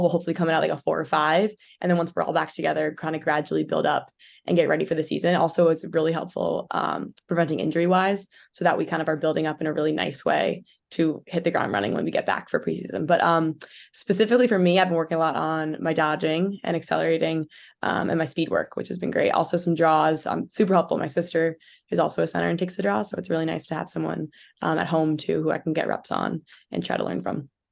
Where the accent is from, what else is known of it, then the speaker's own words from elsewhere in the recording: Port Chester, New York, United States; I'm from Portchester, New York